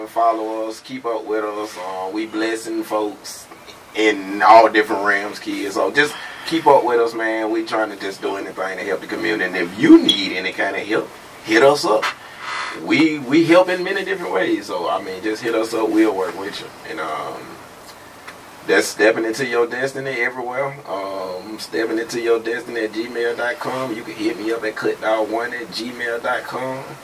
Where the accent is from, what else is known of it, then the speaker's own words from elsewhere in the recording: Birmingham, Alabama, United States; now in Trussville, United States; I live in Trustville. I'm from Vice Hill, though